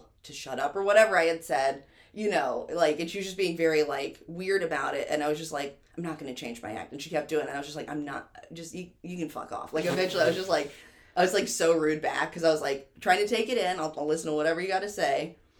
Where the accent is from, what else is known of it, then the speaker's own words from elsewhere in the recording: New York, United States; That's my credit. I'm from New York.